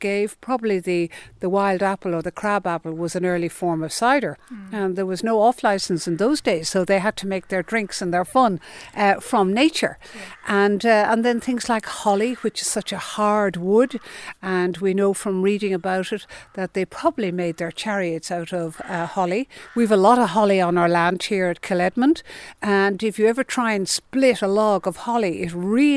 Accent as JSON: {"language": "English", "country": "Ireland", "said": "we as Irish people"}